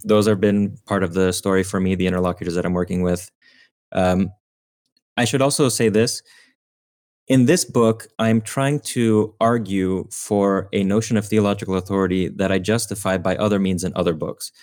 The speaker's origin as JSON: {"language": "English", "country": "United States", "tie": "born or raised there", "said": "I should say I was born in America, but my parents came to America from Romania"}